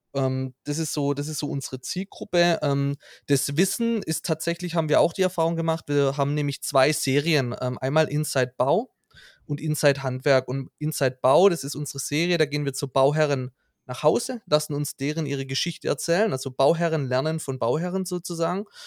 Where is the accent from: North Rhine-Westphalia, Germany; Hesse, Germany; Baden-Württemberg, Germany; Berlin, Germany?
Baden-Württemberg, Germany; Hohenlohe; now in Stuttgart, Germany; wir kommen aus dem Hohenlohe